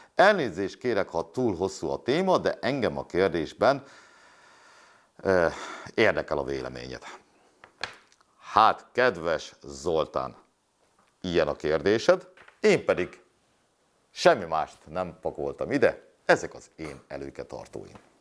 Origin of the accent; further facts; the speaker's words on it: Hungary; én itt nőttem fel